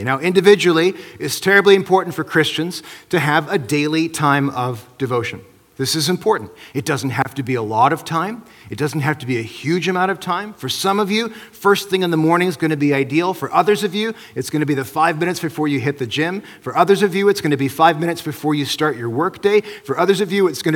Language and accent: English; Midwest, United States; now in British Columbia, Canada; where I grew up in the Midwest